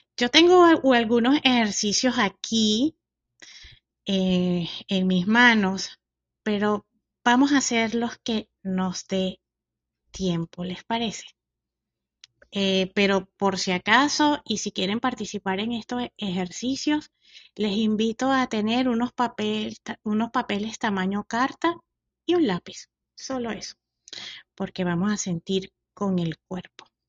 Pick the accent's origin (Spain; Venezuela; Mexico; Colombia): Venezuela; moved away; lo que somos eh, de Venezuela